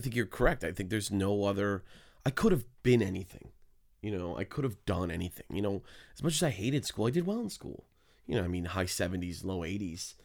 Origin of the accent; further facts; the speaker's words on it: Hamilton, Ontario, Canada; I was born in Hamilton